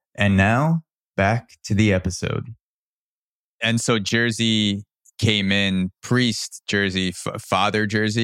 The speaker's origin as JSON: {"language": "English", "region": "New York", "country": "United States", "tie": "born or raised there", "said": "I was born in New York in the early 90s and I've always been in the United States"}